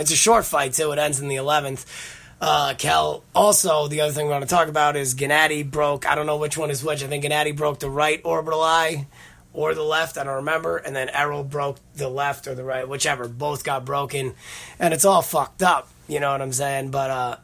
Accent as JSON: {"language": "English", "region": "Connecticut", "country": "United States", "tie": "born or raised there", "moved": "yes", "lives_now": "New York, United States", "said": "I live in New York. I grew up in Connecticut"}